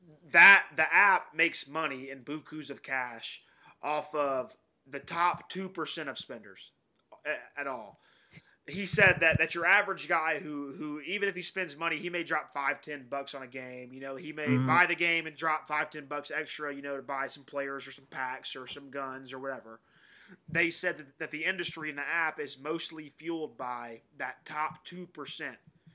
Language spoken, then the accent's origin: English; Georgia, United States; There's 3 places in my hometown